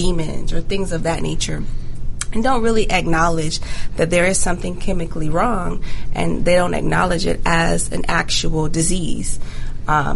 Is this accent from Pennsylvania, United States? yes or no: no; Jacksonville, Florida, United States; moved away; also born or lived in Jamaica / Gwinnett County, Georgia; I'm actually from Jacksonville, Florida. So I grew up partly in Jamaica, but majority of my time was spent in Jacksonville